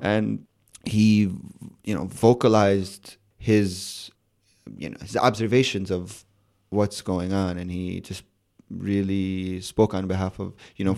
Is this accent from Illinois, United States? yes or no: yes; Chicago, Illinois, United States; born or raised there; moved away; also born or lived in Amman, Jordan